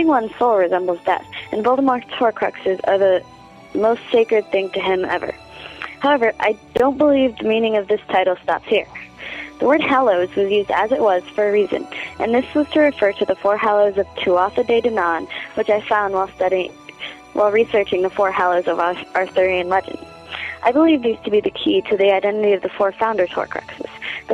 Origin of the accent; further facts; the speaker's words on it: St. Louis, Missouri, United States; This is …. I'm 16. I'm from St. Louis, Missouri.